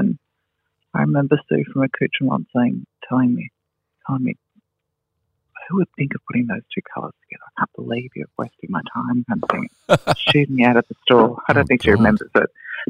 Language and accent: English; Melbourne, Victoria, Australia; now in Sydney, Australia; No. I moved to Sydney from Melbourne.